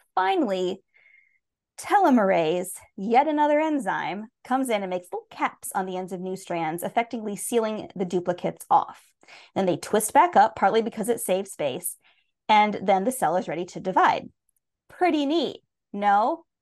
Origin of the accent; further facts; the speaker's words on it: United States; being American